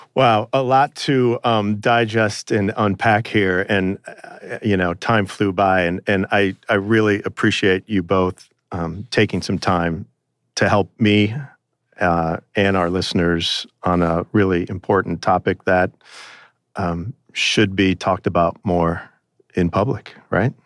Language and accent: English; Chicago, Illinois, United States; here in Chicago, in my hometown